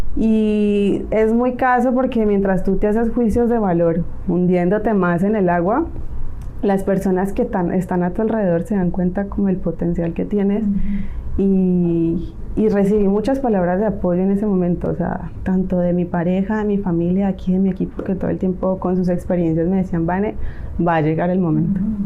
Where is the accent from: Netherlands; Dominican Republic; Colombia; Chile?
Colombia; Cali, Valle del Cauca; moved away as an adult; also born or lived in Spain; now in Mexico; soy colombiana, nacida en una bella ciudad llamada Cali.